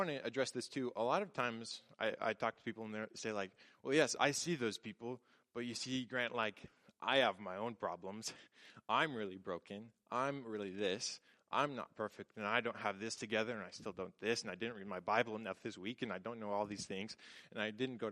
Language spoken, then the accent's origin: English; Tacoma, Washington, United States; I grew up in Tacoma